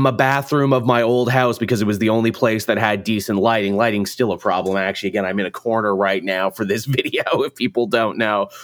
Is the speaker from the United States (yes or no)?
no; Canada; I'm Canadian, in case people didn't know, I'm from the Great White North